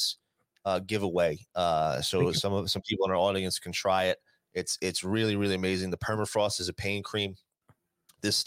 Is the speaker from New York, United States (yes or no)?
no; New Jersey, United States; moved away as an adult; now in Las Vegas, United States; I've been doing this my entire growing up in Jersey, going to the Jersey Shore.